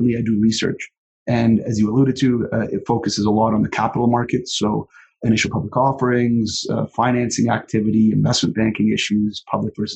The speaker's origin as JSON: {"language": "English", "town": "Toronto", "region": "Ontario", "country": "Canada", "tie": "born or raised there", "moved": "as an adult", "lives_now": "Calgary, Canada", "said": "I was born and raised in Toronto"}